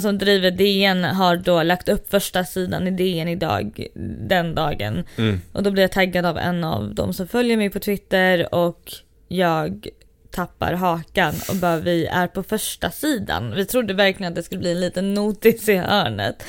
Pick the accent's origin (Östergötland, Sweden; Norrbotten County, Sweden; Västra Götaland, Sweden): Västra Götaland, Sweden; Gothenburg; moved away as an adult; now in Stockholm, Sweden; Jag är uppvuxen i Göteborg